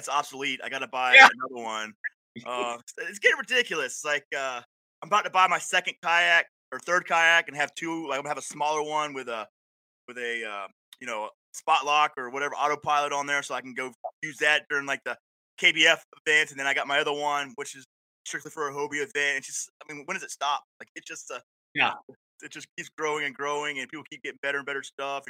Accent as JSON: {"language": "English", "town": "Panama City", "region": "Florida", "country": "United States", "also_born_or_lived": "Fort Drum, New York", "moved": "as an adult", "lives_now": "New York, United States", "said": "originally from Panama City, Florida"}